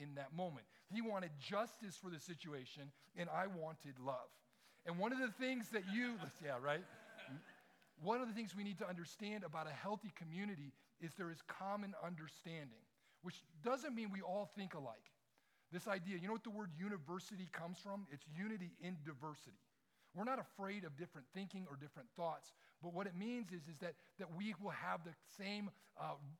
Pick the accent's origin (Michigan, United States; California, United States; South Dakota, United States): Michigan, United States; Detroit; moved away; I grew up in Detroit